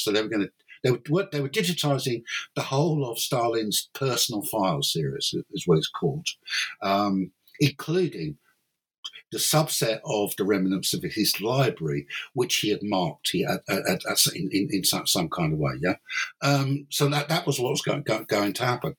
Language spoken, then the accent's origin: English; London, United Kingdom; moved away as an adult; now in Cork, Ireland; I, I was I, am from London